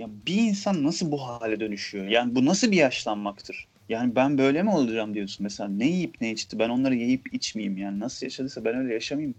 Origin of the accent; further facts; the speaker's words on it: Aegean Region, Turkey; biz Egeliler e, sebze yemeğine et katmayız